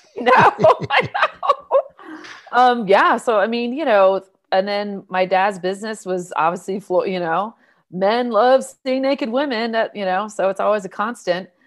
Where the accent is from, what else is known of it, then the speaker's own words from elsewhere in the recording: Newbury Park, California, United States; also born or lived in Inglewood, California; I grew up in Ventura County